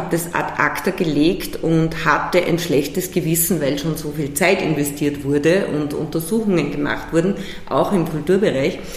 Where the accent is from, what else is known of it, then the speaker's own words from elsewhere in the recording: Salzburg, Austria; born there; Ich bin geboren Salzburg Stadt